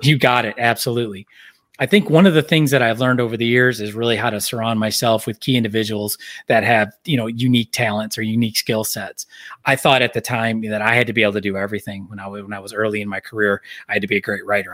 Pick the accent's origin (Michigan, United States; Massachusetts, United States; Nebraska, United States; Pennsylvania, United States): Michigan, United States; moved away; I grew up here in Michigan, kinda coming back to where, where my life was and where my home is